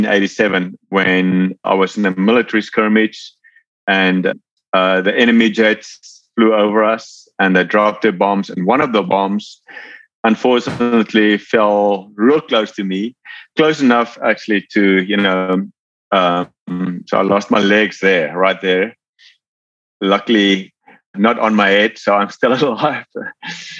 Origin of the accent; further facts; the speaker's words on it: Cape Town, Western Cape, South Africa; moved away as an adult; now in Georgia, United States; I'm from South Africa originally, born and raised in Cape Town.